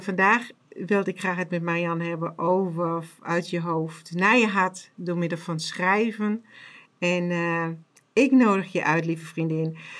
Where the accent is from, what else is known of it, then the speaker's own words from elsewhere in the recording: Germany; accent: German; Dutch is a second language; mijn Duits accent